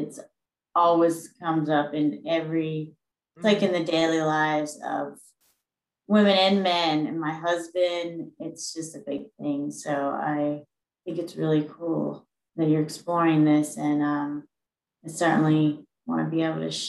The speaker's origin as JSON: {"language": "English", "region": "Louisiana", "country": "United States", "moved": "as an adult", "lives_now": "Gaithersburg, United States", "said": "I'm originally from Louisiana"}